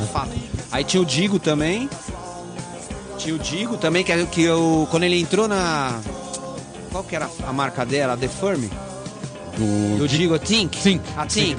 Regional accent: São Paulo, Brazil; eu sou da ZN

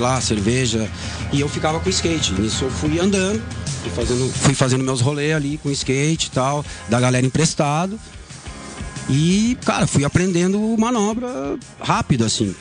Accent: São Leopoldo, Rio Grande do Sul, Brazil; moved away; also born or lived in Esteio / São Paulo; eu nasci em Esteio, mas já tá. um ano eu fui morar em São Leopoldo, que é uma cidade do lado da Grande

